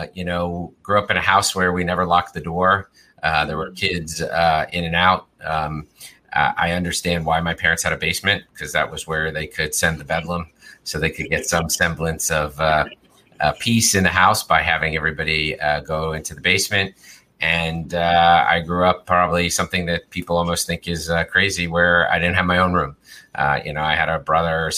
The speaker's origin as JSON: {"language": "English", "town": "Philadelphia", "region": "Pennsylvania", "country": "United States", "tie": "born or raised there", "also_born_or_lived": "Boston / Honolulu, Hawaii / Los Angeles", "moved": "as an adult", "lives_now": "Arizona, United States", "said": "I actually grew up in Philadelphia. So I'm from the Northeast"}